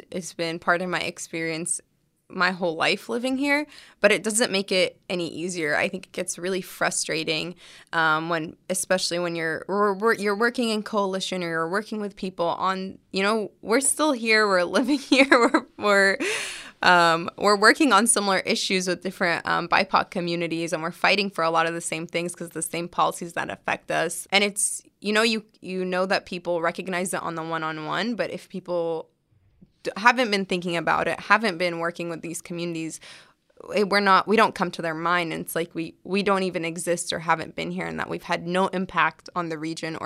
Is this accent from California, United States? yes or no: yes; California, United States; my parents are Palestinian immigrants, but I was born here.